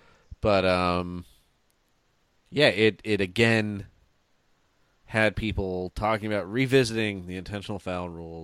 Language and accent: English; Northern California, United States; And we're both from Northern California.